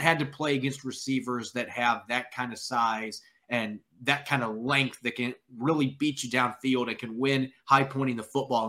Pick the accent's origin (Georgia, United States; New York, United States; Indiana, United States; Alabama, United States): Indiana, United States; Northern; my neck of the woods where I grew up in Northern Indiana